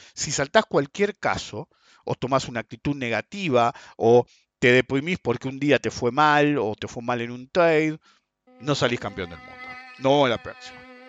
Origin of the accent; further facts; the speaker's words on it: Argentina; somos argentinos